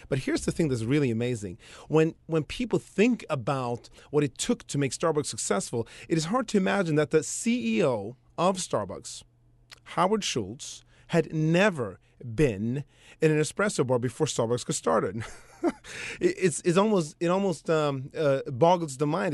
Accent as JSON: {"language": "English", "country": "Sweden", "tie": "born or raised there", "moved": "yes", "lives_now": "United States", "said": "I grew up in Sweden that way, and ultimately came over to the States"}